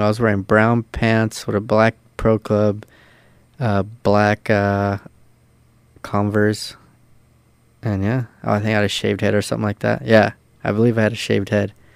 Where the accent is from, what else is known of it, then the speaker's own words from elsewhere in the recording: San Pedro, California, United States; also born or lived in Torrance, California; I was uh born in Torrance, which is like ten minutes away from Pedro, but I was raised in Pedro